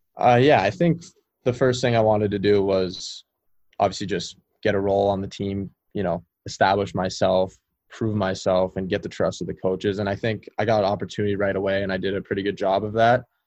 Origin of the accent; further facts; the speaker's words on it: California, United States; we had a really special team growing up in California